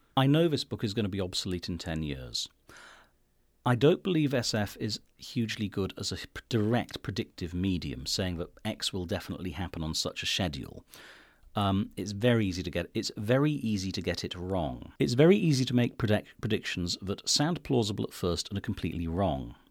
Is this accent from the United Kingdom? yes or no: yes; United Kingdom; I'm British